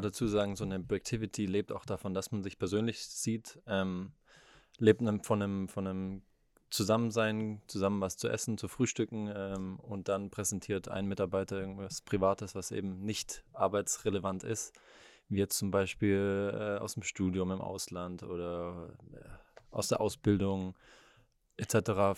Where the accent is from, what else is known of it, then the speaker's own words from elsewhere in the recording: Leonberg, Baden-Württemberg, Germany; ich bin ein Stuttgarter Junge, ich bin eigentlich in, in Leonberg, was jetzt ein Vorort ist, eine Viertelstunde, 20 Minuten weg von hier, bin ich aufgewachsen